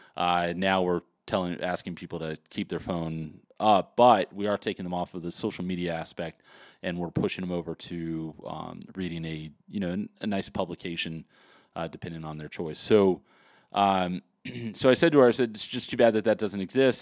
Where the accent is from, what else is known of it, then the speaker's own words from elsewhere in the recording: Los Angeles, California, United States; I was really born and raised in Los Angeles, California, well, actually Hollywood, California